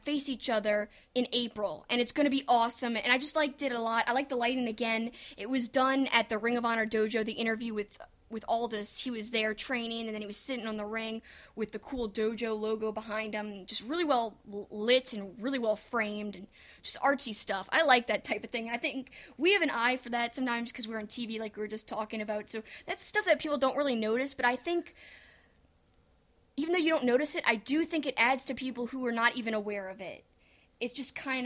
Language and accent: English; Cajun, Louisiana, United States; I'm Cajun.